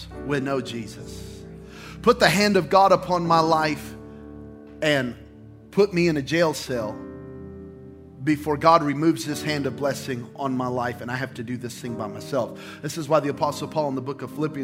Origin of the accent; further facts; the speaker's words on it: Belen, New Mexico, United States; moved away; I came from Belen, New Mexico